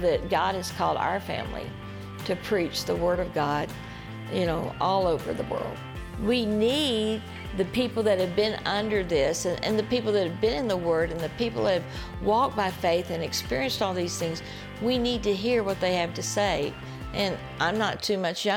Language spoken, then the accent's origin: English; Lloydminster, Alberta, Canada; I'm from Lloydminster, Alberta